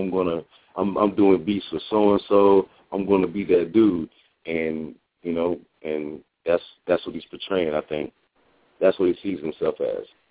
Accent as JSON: {"language": "English", "country": "United States", "tie": "born or raised there", "said": "I'm Haitian American. Um, my folks are from Haiti, and uh, I was born in the United"}